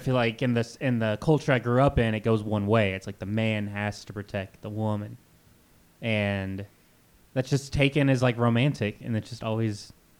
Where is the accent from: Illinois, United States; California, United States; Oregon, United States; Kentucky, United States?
Kentucky, United States; growing up in Kentucky, like in the South